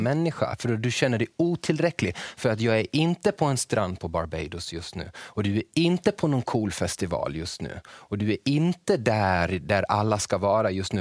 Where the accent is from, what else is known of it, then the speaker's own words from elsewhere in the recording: Borlänge, Dalarna County, Sweden; jag är från Borlänge och jag är väldigt, bor väldigt nära en älv